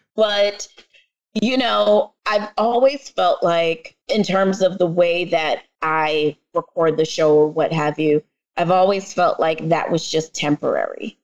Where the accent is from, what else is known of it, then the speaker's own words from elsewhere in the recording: New York City, New York, United States; accent: New York; my parents, my family is Jamaican, and I am from the Bronx